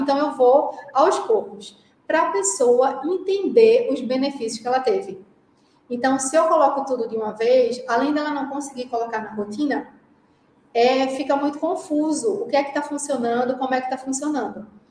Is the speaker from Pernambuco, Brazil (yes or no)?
yes; Recife, Pernambuco, Brazil; accent: pernambucano; moved away as an adult; now in Jamnagar, India; Eu estou impressionada com o meu sotaque pernambucano. Não importa quanto tempo eu esteja na Índia, continuo pernambucana